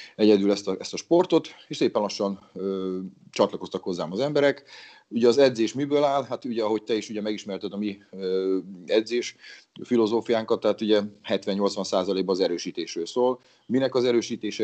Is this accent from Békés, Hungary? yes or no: yes; Battonya, Békés, Hungary; now in Szeged, Hungary; amatőr szinten fociztam egy kisvárosban, honnan származok Batonyáról